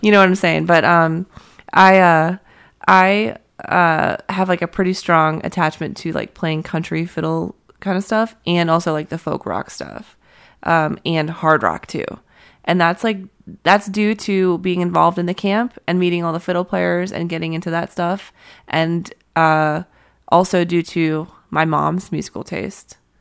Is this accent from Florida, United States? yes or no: no; Pittsburgh, Pennsylvania, United States; moved away; I'm from Pittsburgh